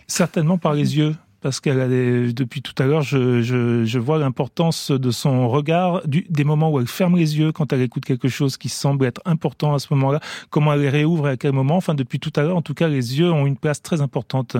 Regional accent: France; j'ai grandi quand même en France

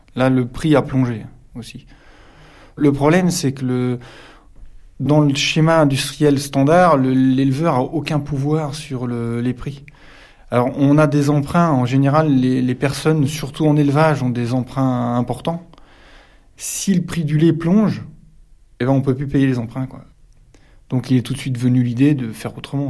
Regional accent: Calvados, near Villers-Bocage, Normandy, France; moved away as an adult; now in Perche, France; Je suis du Calvados, pas loin de Villers-Bocage

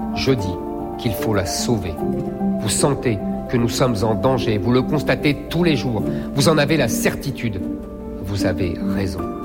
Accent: Seine-Saint-Denis, Île-de-France, France; Je suis né en Seine-Saint-Denis dans une famille modeste

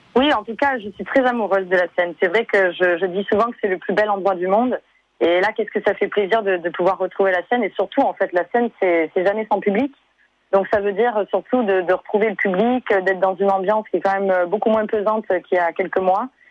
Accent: Avignon, Provence-Alpes-Côte d'Azur, France; je suis née à Avignon

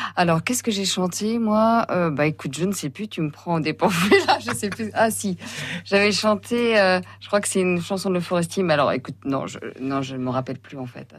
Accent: Vezin-le-Coquet, Brittany, France; moi je suis de Vesin-le-Coquet

